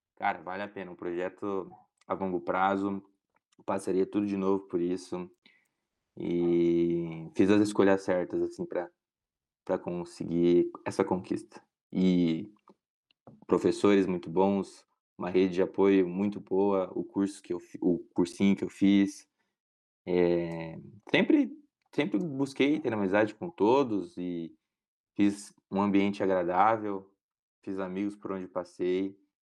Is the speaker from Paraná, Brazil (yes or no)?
yes; Paraná, Brazil; Eu tinha um desejo muito grande de fazer federal, de continuar aqui na minha casa, na minha cidade onde eu cresci, com os meus pais